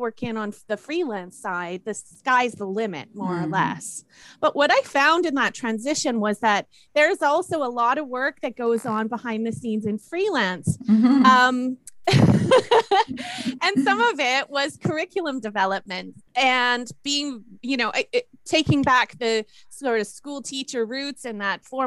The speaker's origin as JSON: {"language": "English", "country": "Canada", "also_born_or_lived": "Japan / Germany", "moved": "as an adult", "lives_now": "United Kingdom", "said": "I've ended up here in the UK, even though, of course, I am Canadian"}